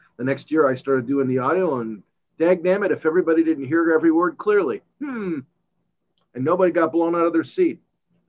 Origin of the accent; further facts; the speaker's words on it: Chicago, Illinois, United States; moved away as an adult; now in Tucson, United States; I'm originally from Chicago. I came to Tucson 44 years ago